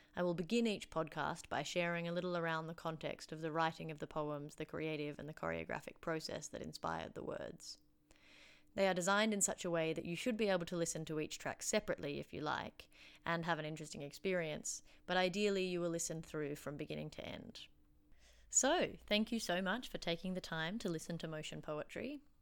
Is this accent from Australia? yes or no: yes; Canberra, Australian Capital Territory, Australia; now in Wellington, New Zealand; I was born and raised on Ngunnawal land in Canberra, Australia